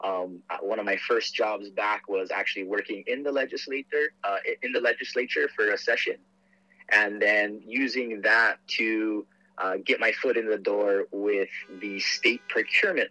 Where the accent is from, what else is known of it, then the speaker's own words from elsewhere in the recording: Aiea, Hawaii, United States; also born or lived in Portland, Oregon; I was born and raised here in Aiea